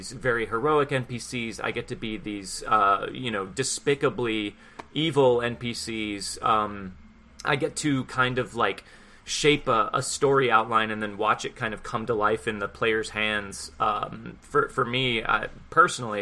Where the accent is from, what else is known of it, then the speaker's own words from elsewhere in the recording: Houston, Texas, United States; I'm from Houston